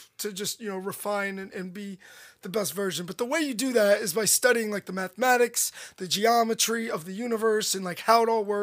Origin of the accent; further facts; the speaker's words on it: United States; I said America